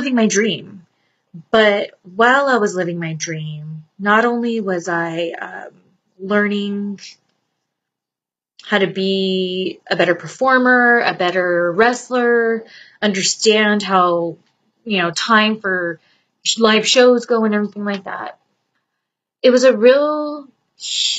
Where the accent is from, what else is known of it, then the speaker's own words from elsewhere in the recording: Southern California, United States; have been born and bred in SoCal